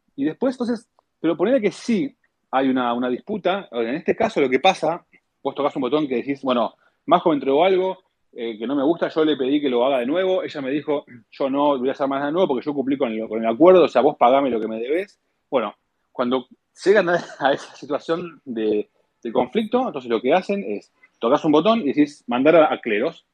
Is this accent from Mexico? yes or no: no; Argentina; yo soy argentino y bueno, como los argentinos fuimos criados en un entorno em, de, de, bueno, de inflación